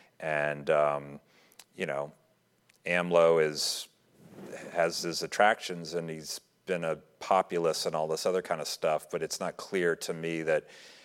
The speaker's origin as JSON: {"language": "English", "country": "United States", "said": "as an American"}